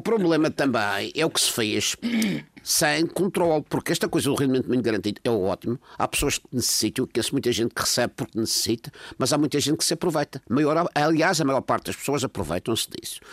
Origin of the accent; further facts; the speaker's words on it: Madeira, Portugal; Eu estou preocupado como madeirense